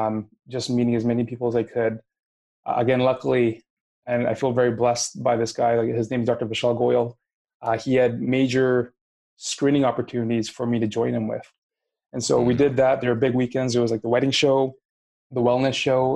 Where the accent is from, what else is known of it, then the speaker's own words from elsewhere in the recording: Canada; moved away as an adult; also born or lived in Minnesota; now in Winnipeg, Canada; I came from Canada. It was my first time moving away from home, from my mom, from my family